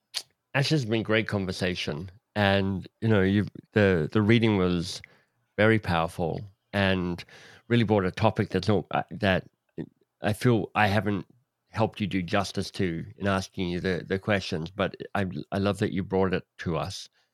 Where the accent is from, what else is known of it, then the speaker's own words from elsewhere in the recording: Australia; I don't wanna live in England 'cause I'm Australian